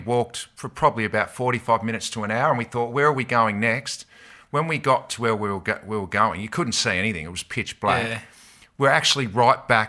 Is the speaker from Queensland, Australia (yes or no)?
no; Tasmania, Australia; now in Victoria, Australia; As a Tasmanian